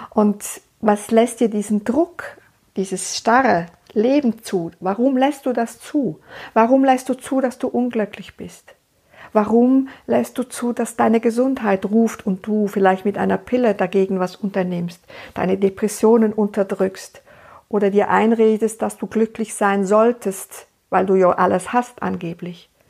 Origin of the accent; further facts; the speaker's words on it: Switzerland; Ich lebe in der Schweiz, ich bin Schweizerin und ich lebe da in meiner meine Praxis